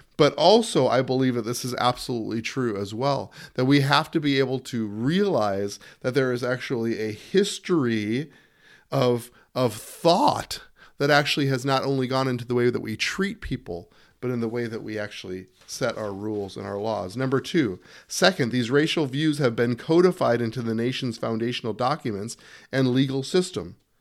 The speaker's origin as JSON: {"language": "English", "country": "United States", "said": "as an American"}